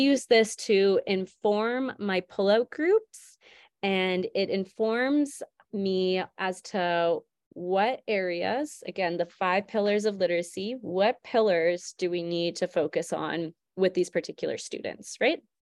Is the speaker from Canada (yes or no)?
yes; St. Albert, Alberta, Canada; also born or lived in Fort McMurray; I'm originally from Saint Albert, so I ended up moving back